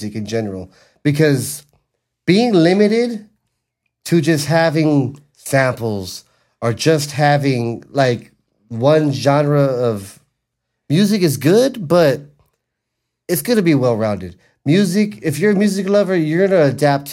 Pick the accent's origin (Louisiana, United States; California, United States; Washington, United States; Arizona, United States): California, United States; Los Angeles; my hometown of Wilmington